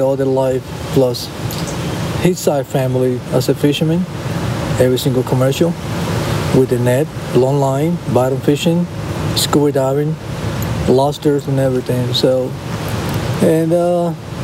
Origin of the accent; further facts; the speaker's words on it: Rincón, Puerto Rico; moved away; also born or lived in Ocean City, Maryland; My hometown, Rincon, Puerto Rico, is dedicated for sport